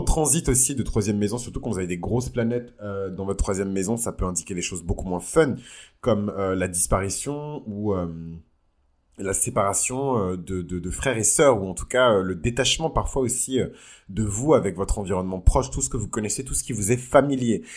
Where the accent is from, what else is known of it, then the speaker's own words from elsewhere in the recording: south-west France, France; la région dans laquelle j'ai grandi dans le sud-ouest